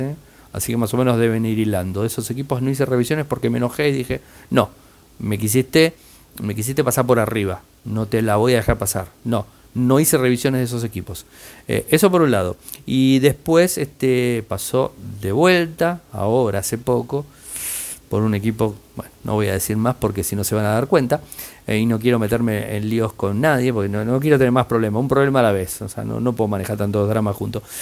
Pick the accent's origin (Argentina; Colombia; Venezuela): Argentina